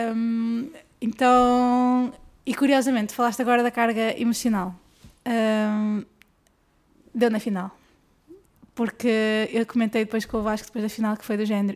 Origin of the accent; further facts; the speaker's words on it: Guimarães, Norte, Portugal; eu sou do Norte